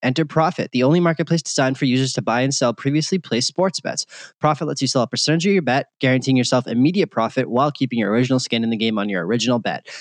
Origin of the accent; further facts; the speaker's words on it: Boston, Massachusetts, United States; moved away as an adult; now in Las Vegas, United States; I grew up in Boston